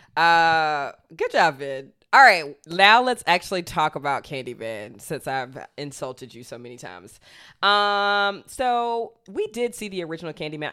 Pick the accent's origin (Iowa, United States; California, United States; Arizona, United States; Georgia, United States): Georgia, United States; Athens; I grew up in Athens, Georgia